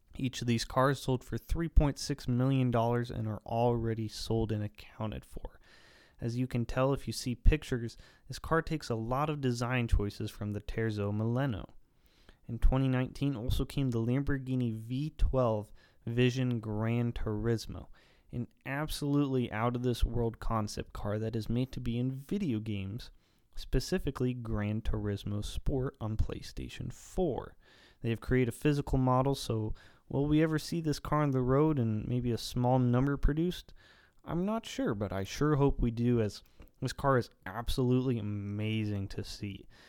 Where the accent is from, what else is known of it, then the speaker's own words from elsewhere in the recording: the poorest county in Ohio, United States; moved away; back home in my hometown county